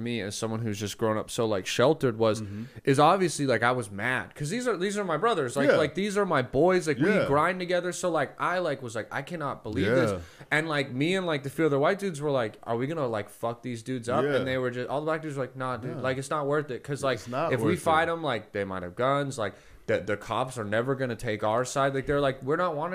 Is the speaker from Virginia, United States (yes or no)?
no; Brea, California, United States; moved away as an adult; also born or lived in Murray, Kentucky; now in Texas, United States; I'm from California. You know, I grew up in a very like white town with white people